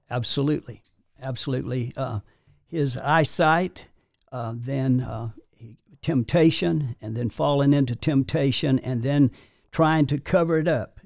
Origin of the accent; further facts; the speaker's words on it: Warrior River, northwest of Birmingham, Alabama, United States; I was born in the Warrior River, which is, uh, uh, northwest of Birmingham